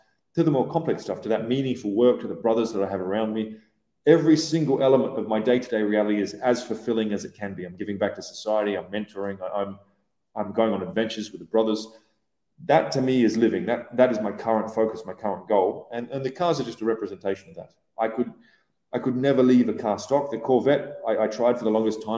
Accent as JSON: {"language": "English", "country": "Australia", "tie": "born or raised there", "also_born_or_lived": "Iran / Iraq / Syria", "moved": "as an adult", "lives_now": "Dubai, United Arab Emirates", "said": "I grew up in Oz"}